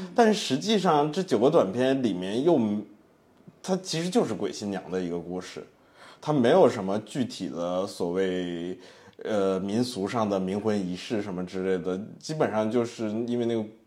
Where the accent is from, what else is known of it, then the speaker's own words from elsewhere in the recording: China; 我们大陆这边的冥婚